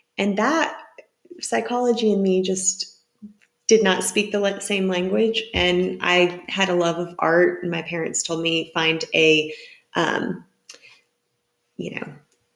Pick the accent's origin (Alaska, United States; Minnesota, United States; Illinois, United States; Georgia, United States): Georgia, United States; Atlanta; moved away as an adult; now in Huntsville, United States; we are from Atlanta